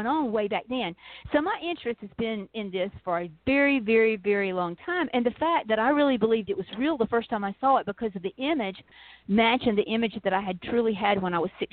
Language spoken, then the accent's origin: English; South Georgia, United States; when I was growing up in South Georgia